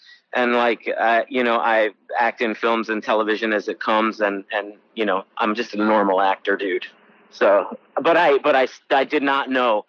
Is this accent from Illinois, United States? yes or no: yes; Chicago, Illinois, United States; My brother and sister came with my mom a couple of years later. So my family's been here a really long time. I was born in Chicago in 72.